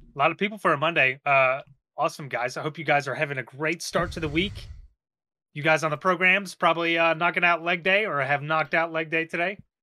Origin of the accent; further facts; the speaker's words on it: Texas, United States; now in New York, United States; I'm from Texas